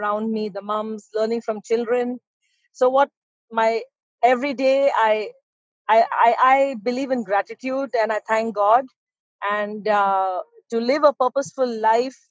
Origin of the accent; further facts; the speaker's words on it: Abu Dhabi, United Arab Emirates; also born or lived in United Kingdom; I'm born in UAE, Abu Dhabi that is, not Dubai, just to correct you, Abu Dhabi, UAE, this country is very close to my heart and I am from here because I'm born here